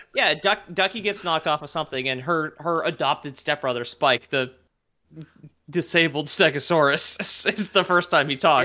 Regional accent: Quebec, Canada; growing up in Quebec

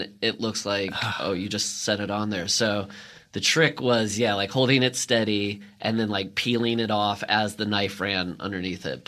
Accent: Iowa, United States; moved away as an adult; now in Los Angeles, United States; I grew up in the Midwest

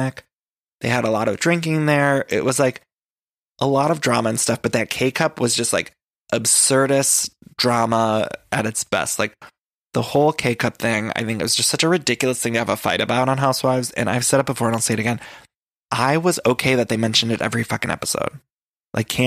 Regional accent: Cleveland, Ohio, United States; I'm not from Dallas society. I'm from Cleveland.

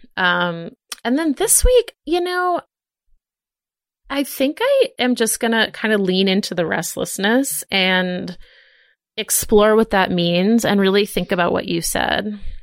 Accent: Boston, Massachusetts, United States; growing up in Boston with, like, all the Irish people

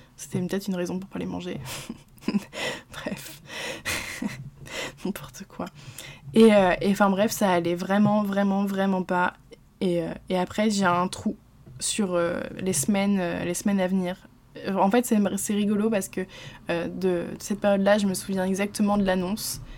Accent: Normandy, France; je suis normande

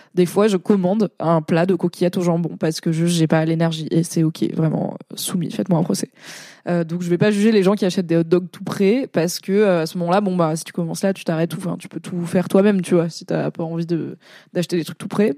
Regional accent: Valence, Auvergne-Rhône-Alpes, France; moved away; il y a une grosse communauté arménienne à Valence, euh, là où j'ai grandi

